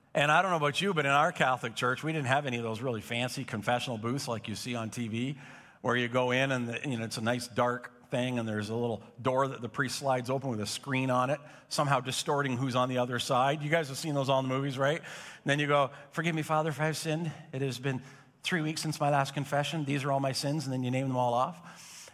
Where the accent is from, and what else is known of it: Napanee, Ontario, Canada; born or raised there; now in Belleville, Canada